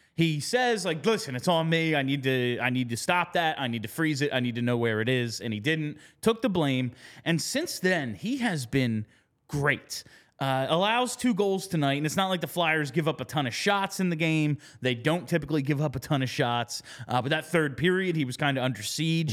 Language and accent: English; New Jersey, United States; I'm from New Jersey. a lot of people that I know are Devils fans. It was like my neighborhood was divided.